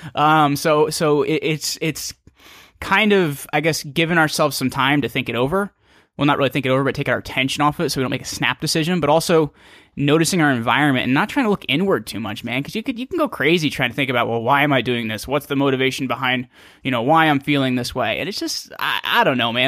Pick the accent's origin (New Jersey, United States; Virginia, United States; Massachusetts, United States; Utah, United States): New Jersey, United States; small town in northern; I'm from a small town in northern New Jersey.